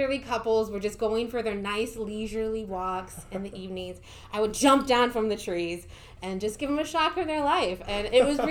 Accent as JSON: {"language": "English", "town": "Fort Dodge", "region": "Iowa", "country": "United States", "tie": "born or raised there", "moved": "yes", "lives_now": "Haywood County, United States", "said": "I am from Fort Dodge, Iowa, and the street I grew up on was 1642 11th Avenue North."}